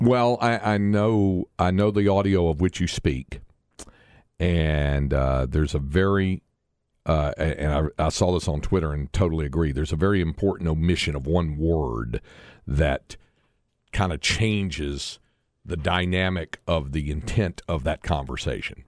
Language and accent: English; Greensboro, North Carolina, United States; I grew up in Greensboro